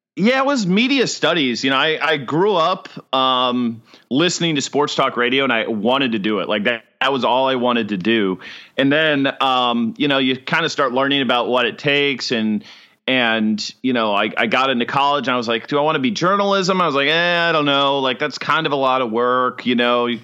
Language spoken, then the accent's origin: English; Chicago, Illinois, United States; moved away as an adult; also born or lived in Ohio / Huntsville, Alabama; now in Jacksonville, United States; suburban Chicago is where I lived most of my